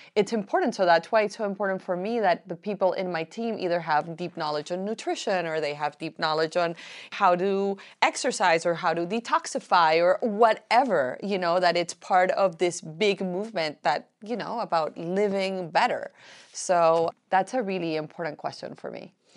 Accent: Colombia; also born or lived in Miami; now in United States; I am from Colombia

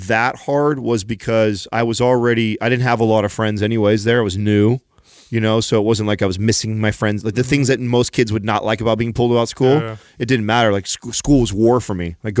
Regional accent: California, United States; I had a little bit of teasing right out the gates because I was from California, and I was teased for you know, like people call me Mexican Quarter

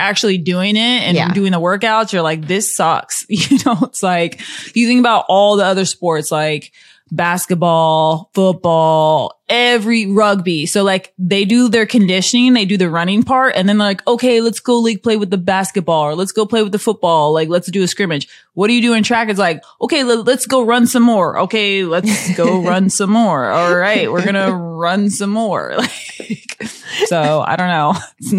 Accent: Iowa, United States; Since I'm from Iowa, I would get destroyed if I said anything but Drake relays.

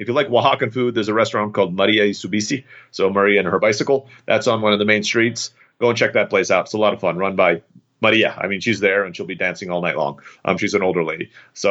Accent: Turkey; I grew up in Turkey and there's a place called Pamukkale

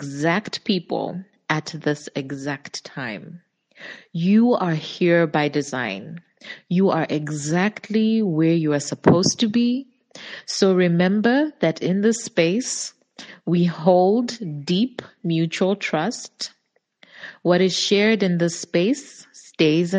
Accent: Zambia; I'm from Zambia

